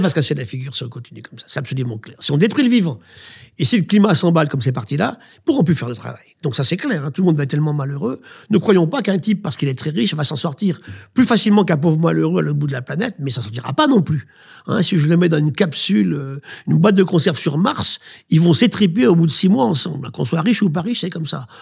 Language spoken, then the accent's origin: French; France; chez nous, en France